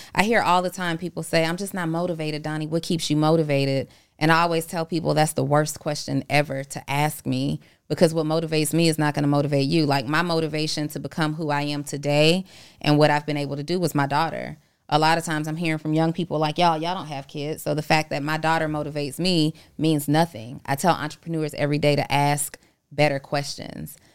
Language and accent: English; Atlanta, Georgia, United States; also born or lived in New Orleans, Louisiana; I am originally from New Orleans, but I went to school in Atlanta. I've been here since